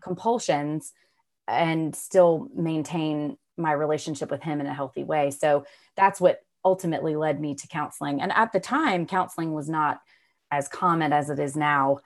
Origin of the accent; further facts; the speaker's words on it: Raleigh, North Carolina, United States; I'm from Raleigh, North Carolina. I've grown up here.